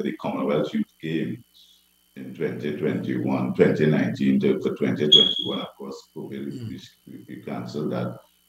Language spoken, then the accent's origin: English; Belmont, Port of Spain, Trinidad & Tobago; growing up in Belmont